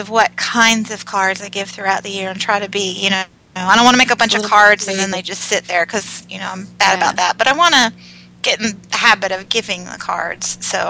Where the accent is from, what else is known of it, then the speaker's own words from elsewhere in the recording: Florida, United States; moved away; because I'm from Florida originally.